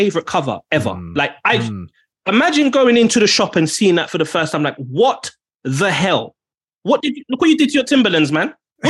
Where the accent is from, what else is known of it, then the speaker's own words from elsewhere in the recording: Jamaica; as a Jamaican